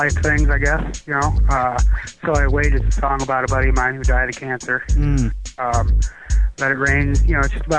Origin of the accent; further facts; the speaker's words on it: Toledo, Ohio, United States; I'm 35 and I'm from Toledo, Ohio.